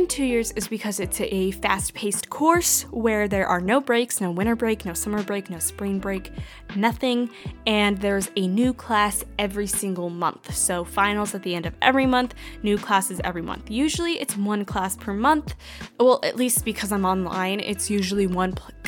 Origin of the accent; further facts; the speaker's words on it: Washington, United States; moved away as an adult; now in Arizona, United States; I was born and raised in Washington State, and then I moved to Arizona in August